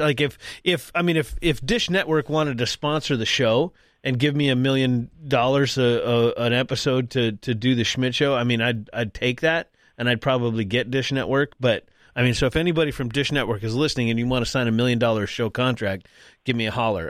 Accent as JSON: {"language": "English", "region": "North Dakota", "country": "United States", "said": "I'm from North Dakota. For those that, again, that, those that don't know, I live in North Dakota"}